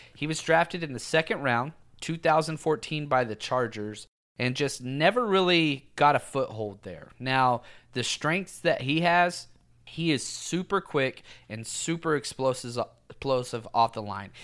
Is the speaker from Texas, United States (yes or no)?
yes; Texas, United States; I was raised in Texas